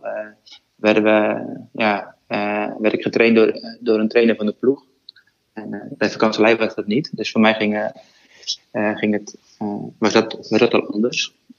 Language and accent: Dutch; Netherlands; als Nederlander